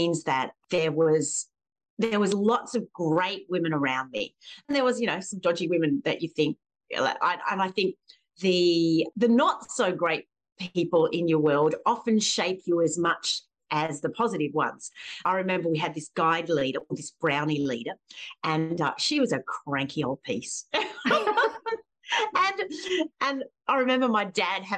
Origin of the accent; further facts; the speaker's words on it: Springwood, New South Wales, Australia; I grew up in Springwood in the Blue Mountains